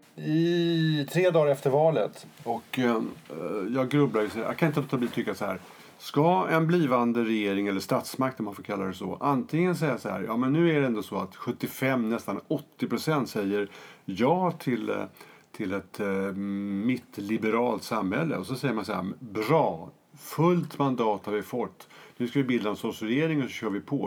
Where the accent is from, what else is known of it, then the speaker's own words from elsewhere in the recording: Jämtland, Sweden; moved away; i den ort i Jämtland där jag är född och uppvuxen